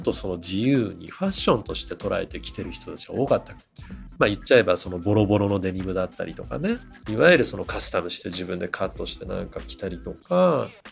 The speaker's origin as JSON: {"language": "Japanese", "region": "Kanagawa", "country": "Japan", "tie": "born or raised there", "said": "自分はあの神奈川出身"}